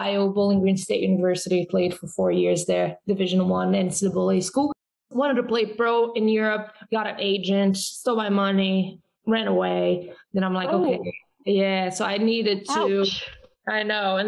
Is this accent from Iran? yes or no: no; Brazil; born or raised there; English is a second language; moved away